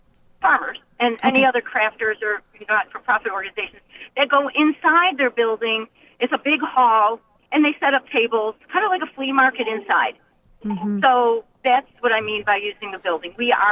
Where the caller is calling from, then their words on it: New York, United States; And then I'm coming from Western New York, so it gets kind of cold outside.